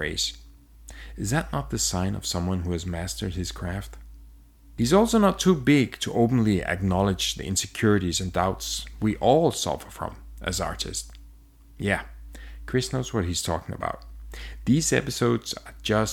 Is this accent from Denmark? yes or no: yes; Denmark; now in Montreal, Canada; I'm from Denmark. My wife is from Spain. And we live in Montreal, Canada.